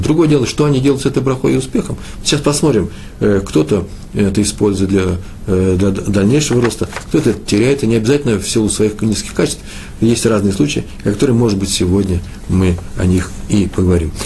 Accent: Moscow, Russia; moved away; я из Москвы

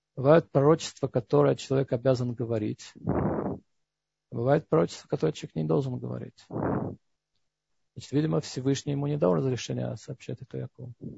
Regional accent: Georgia; moved away; Я вырос в Грузии, потому что там не было антисемитизма

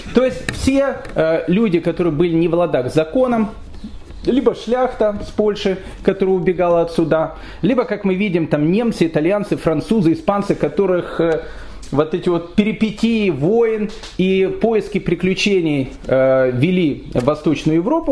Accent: Kyiv, Ukraine; я сам киевлянин

